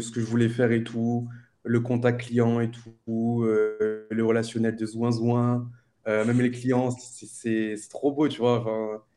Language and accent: French; Réunion; moved away as an adult; now in Nice, France; je suis né à La Réunion, tranquille le 2 mai 1998. Et ensuite, j'ai fait ma scolarité à La Réunion